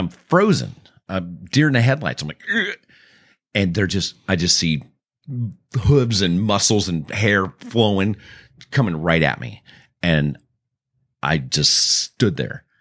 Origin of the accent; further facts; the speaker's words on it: California, United States; also born or lived in Texas; I'm from California